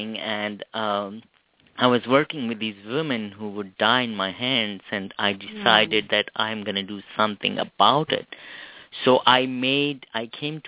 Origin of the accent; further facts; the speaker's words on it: Pakistan; moved away as an adult; I'm originally from Pakistan, but I moved here 12 years ago